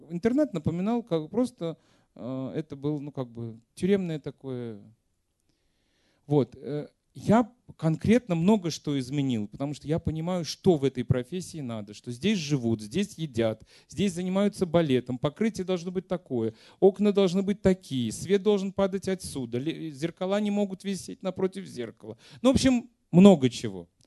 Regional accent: Ural, Russia; Простите, я с Урала.

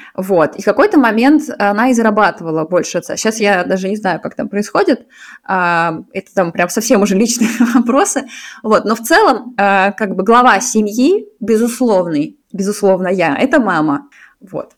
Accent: Saint Petersburg, Russia; moved away as an adult; also born or lived in Moscow; now in Zurich, Switzerland; я из Питера, сейчас живу в Цюрихе.

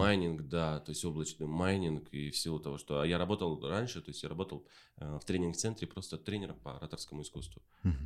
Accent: Taraz, Jambyl Region, Kazakhstan; я же сам из Тараза родом

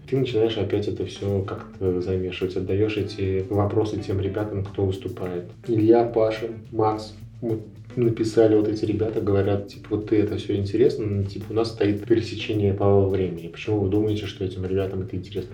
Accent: Ulyanovsk Oblast, Russia; moved away as an adult; also born or lived in Samara; now in Moscow, Russia; Я из России. Я родился в Ульяновской области, угу. учился в Самаре, сейчас живу в Москве.

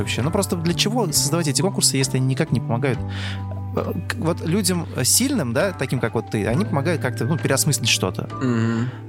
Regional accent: Russia; ребята из России

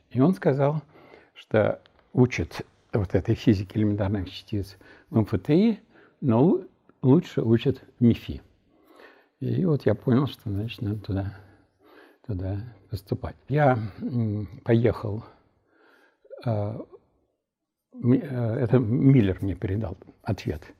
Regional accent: Nizhny Novgorod, Nizhny Novgorod Oblast, Russia; moved away as an adult; also born or lived in Moscow / Chernogolovka; уехал в Горький к себе, то есть в родной город

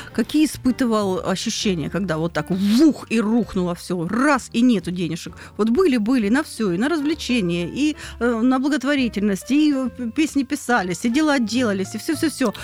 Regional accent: Rostov Oblast, Russia; Я из Ростовской области

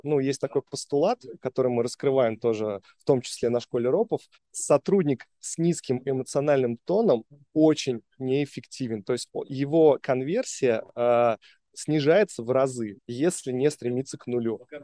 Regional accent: Samara, Samara Oblast, Russia; moved away as an adult; now in Moscow, Russia; Я сам родом из Самары

